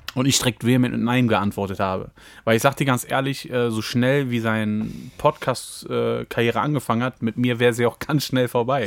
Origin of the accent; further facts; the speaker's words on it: Düsseldorf, North Rhine-Westphalia, Germany; in der Gegend, wo ich aufgewachsen bin? In Düsseldorf-Garat